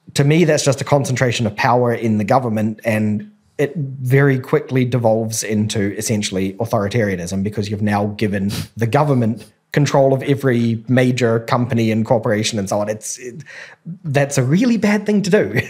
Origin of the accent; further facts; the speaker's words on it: New Zealand; I grew up in New Zealand